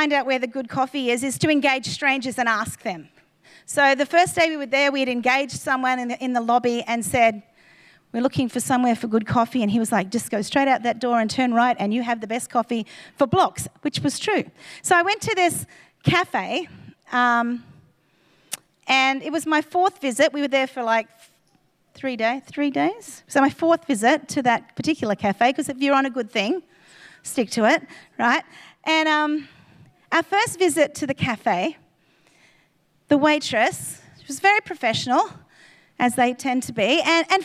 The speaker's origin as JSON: {"language": "English", "region": "Queensland", "country": "Australia", "said": "we were from Queensland"}